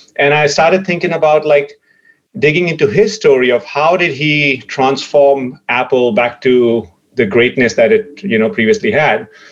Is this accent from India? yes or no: yes; India; growing up in India